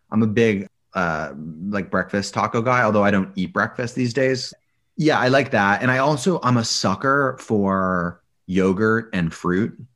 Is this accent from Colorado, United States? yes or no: yes; Boulder, Colorado, United States; I grew up in Boulder, Colorado.